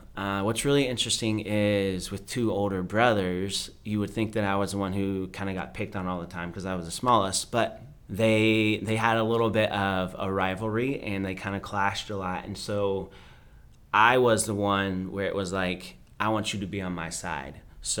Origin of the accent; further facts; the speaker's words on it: United States; So I grew up a little bit of everywhere, pretty much every pocket of America except the Northwest.